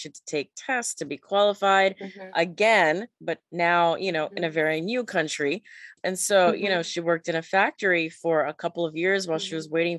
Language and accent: English; Panama; I'm originally from Panama. So mm-hmm. Central America.